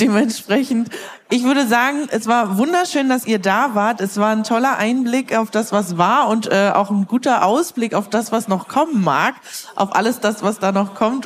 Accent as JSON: {"language": "German", "region": "Brandenburg", "country": "Germany", "moved": "yes", "said": "Ich komme ja eigentlich ursprünglich aus Brandenburg"}